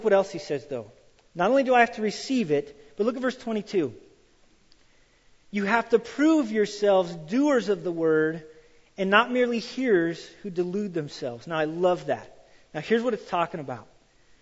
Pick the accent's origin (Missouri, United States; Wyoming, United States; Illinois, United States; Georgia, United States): Wyoming, United States; I grew up in Wyoming and I grew up on a farm